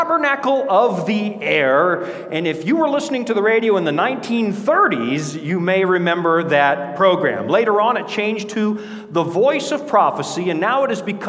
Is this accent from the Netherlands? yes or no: no; Canada; moved away; Born and raised up near the Yukon border